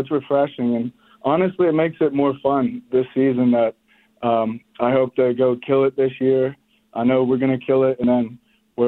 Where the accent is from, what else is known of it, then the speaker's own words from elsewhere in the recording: Pittsburgh, Pennsylvania, United States; growing up in Pittsburgh